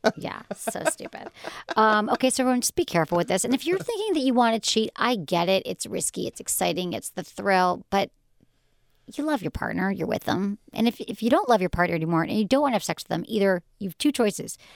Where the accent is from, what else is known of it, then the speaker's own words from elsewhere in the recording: Michigan, United States; growing up in Michigan